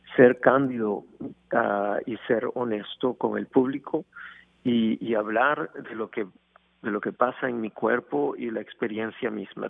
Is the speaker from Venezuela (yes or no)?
yes; Venezuela; moved away; Venezuela, mi país natal